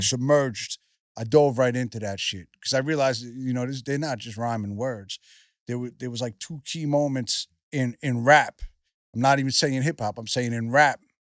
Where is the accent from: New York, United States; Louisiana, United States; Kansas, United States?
New York, United States; I'm from New York